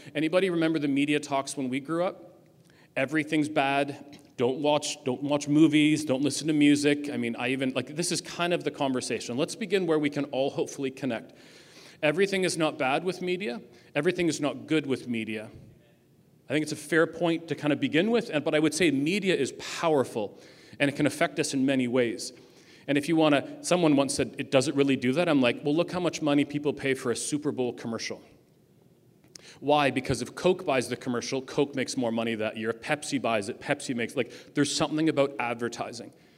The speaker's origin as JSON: {"language": "English", "town": "Ajax", "region": "Ontario", "country": "Canada", "said": "I come from Ajax"}